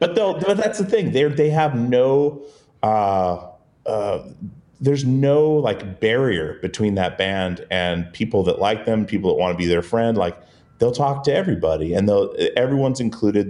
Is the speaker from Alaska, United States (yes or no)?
yes; Alaska, United States; the little island we grew up on in Alaska